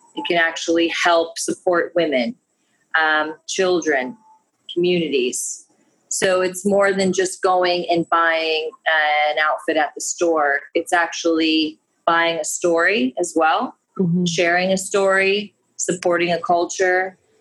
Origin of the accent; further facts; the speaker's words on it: United States; I'm American